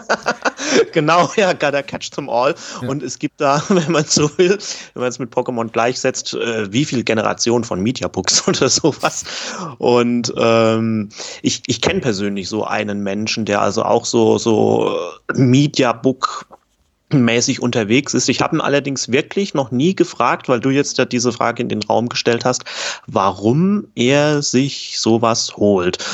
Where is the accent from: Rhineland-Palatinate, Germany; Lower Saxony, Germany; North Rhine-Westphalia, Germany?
Rhineland-Palatinate, Germany; Kaiserslautern; Kaiserslautern schreibe ich allerdings ja dann auch sowieso meistens ähm, hier rein, ist äh, die Heimat von mir